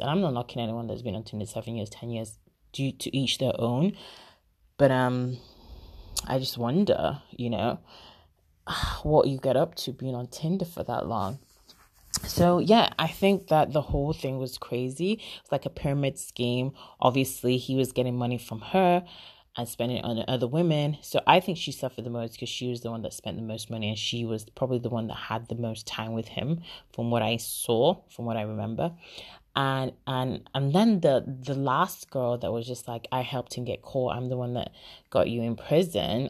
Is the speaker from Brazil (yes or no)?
no; Nigeria; moved away; I'm Nigerian